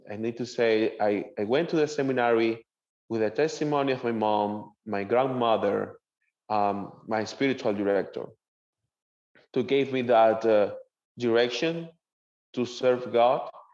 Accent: Maracaibo, Zulia, Venezuela; English is a second language; moved away as an adult; now in Jacksonville, United States; I, I born and raised in Venezuela

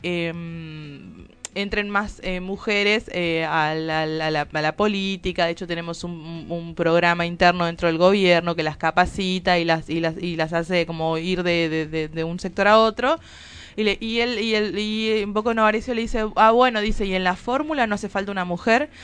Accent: Tucumán, Argentina; moved away; como soy tucumana

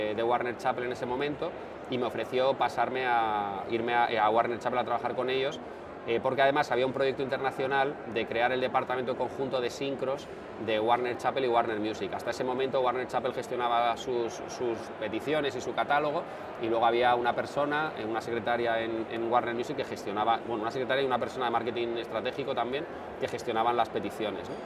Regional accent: San Sebastián, Basque Country, Spain; also born or lived in Bilbao / Navarre; yo soy de San Sebastián

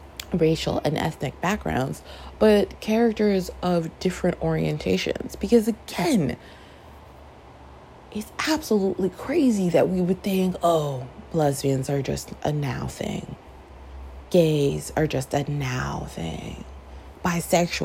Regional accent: Toronto, Ontario, Canada; I grew up in Toronto, which is a city that is like, we're so multicultural

